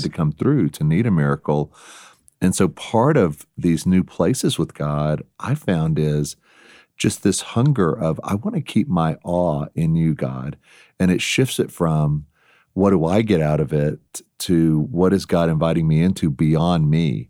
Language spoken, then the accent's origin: English; Texas, United States; accent: Texas; moved away; my Texas past accent